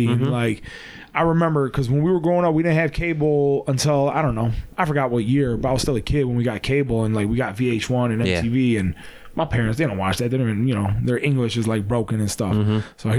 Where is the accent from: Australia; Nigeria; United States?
United States; Detroit, Michigan; I'm from here and born and raised here, but my parents are from Serbia.